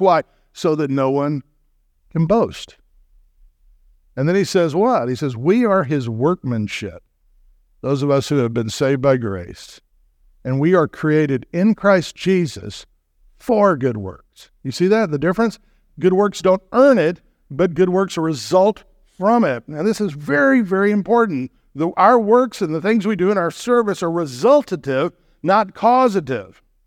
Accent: Texas, United States; I grew up in the South

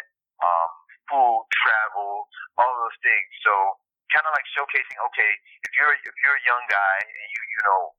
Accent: Miami, Florida, United States; moved away as an adult; now in New York, United States; I'm from Miami, now moving to New York

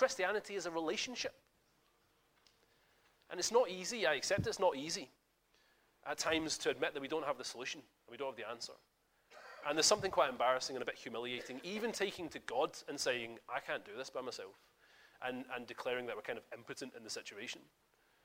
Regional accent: Scotland, United Kingdom; I'm Scottish

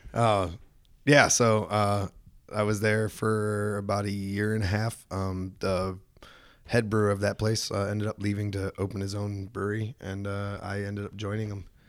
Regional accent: Michigan, United States; moved away as an adult; also born or lived in California; I was born and raised in Michigan

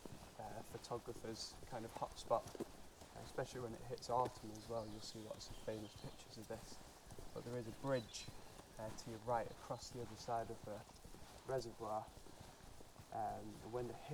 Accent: Saddleworth, North West England, United Kingdom; I'm from the other side of the moors, so I'm Saddleworth.

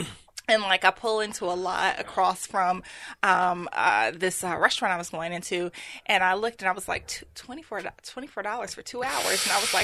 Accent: Chicago, Illinois, United States; moved away as an adult; also born or lived in Nashville; now in Memphis, United States; Born and raised in Chicago.

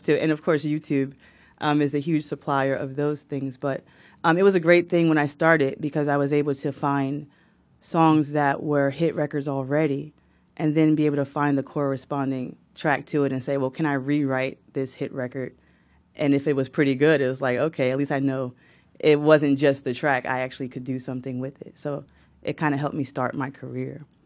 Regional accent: Newark, New Jersey, United States; I was born in Newark, New Jersey, same hospital as Shaquille O'Neal.

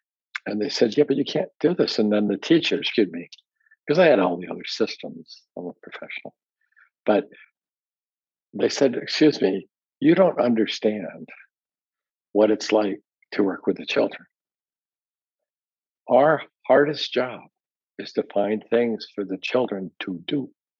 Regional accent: Hong Kong; also born or lived in Tokyo, Japan / Washington State, United States; I was born in Tokyo. And I grew up mostly in Hong Kong and in the Puget Sound, Washington State.

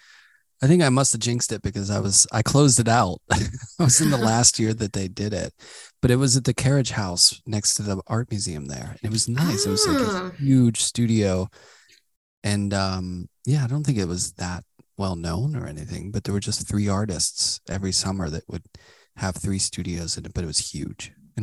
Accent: Pittsburgh, Pennsylvania, United States; I grew up in Pittsburgh and going to New York felt really far, you know.

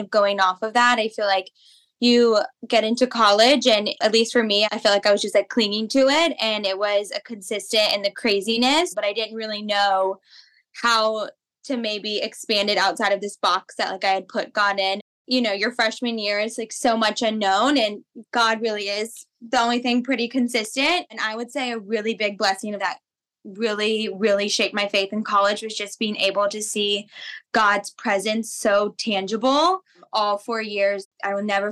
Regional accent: St. Simons Island, Georgia, United States; I am from St. Simon's Island, Georgia, originally.

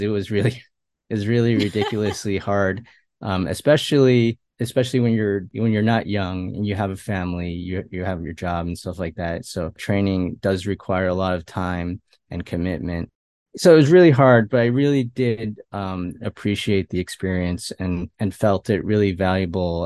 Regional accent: Westchester, New York, United States; also born or lived in Queens, New York; I was born and raised here in New York, and not New York City, but, uh, Westchester, New York

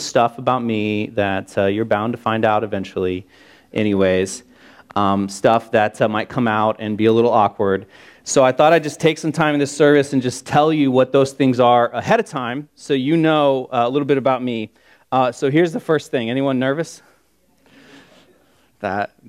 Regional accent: Hicksville, Ohio, United States; now in Columbus, United States; I'm from Hicksville. That's a real place, and it's a real town, and I'm from it.

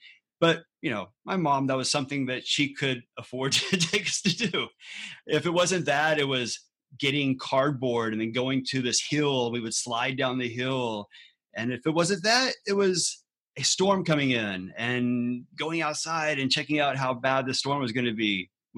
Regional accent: Galveston, Texas, United States; Anyway, so we grew up out there in Galveston, Texas, and Galveston is actually also near the NASA Johnson Space Center.

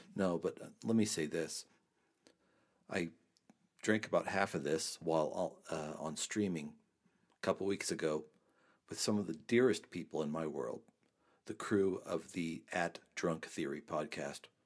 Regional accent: Trinidad, Colorado, United States; my hometown of Trinidad, Colorado

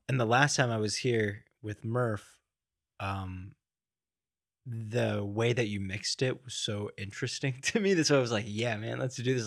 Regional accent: Miami, Florida, United States; moved away; also born or lived in New York; I grew up in, uh, like, in the Miami area

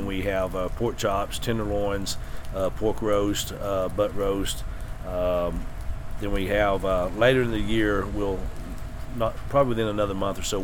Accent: Tellico Plains, Tennessee, United States; also born or lived in Monroe County, Tennessee / McMinn County, Tennessee / Loudon County, Tennessee; I'm originally from Tullico Plains

